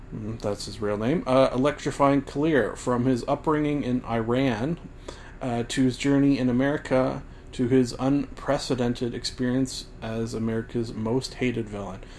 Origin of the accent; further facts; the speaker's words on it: Canada; also born or lived in Scotland (ancestry); as a Canadian like myself